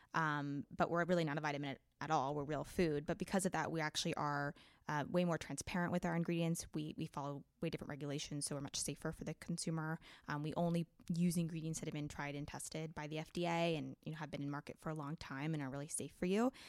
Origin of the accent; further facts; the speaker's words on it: Oregon, United States; I grew up in Oregon, actually, on a farm.